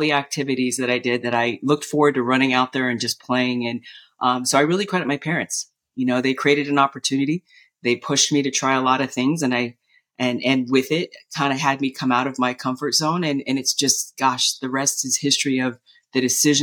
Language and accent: English; Southern California, United States; I was born and raised here in Southern California